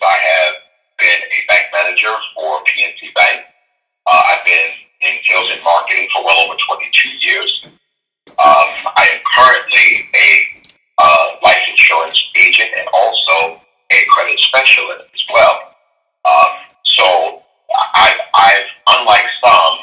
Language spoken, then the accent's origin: English; Baltimore, Maryland, United States; I am born and raised in Baltimore. I've lived here all of my life